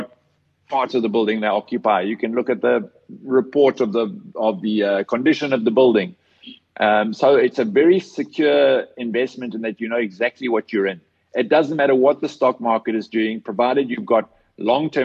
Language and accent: English; South Africa; as a South African